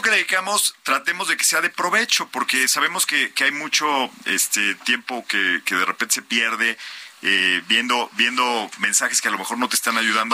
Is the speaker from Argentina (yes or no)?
no; Mexico